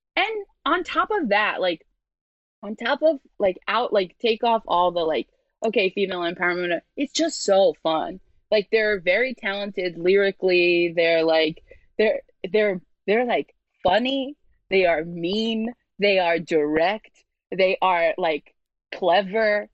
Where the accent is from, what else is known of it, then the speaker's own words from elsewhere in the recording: New York City, New York, United States; So I'm from Brooklyn, but I'm from like a very white area of Brooklyn.